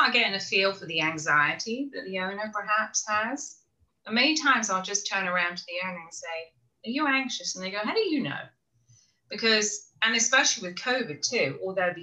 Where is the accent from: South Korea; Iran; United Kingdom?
United Kingdom; England; moved away as an adult; also born or lived in Orlando, Florida; now in South Carolina, United States; I'm from England originally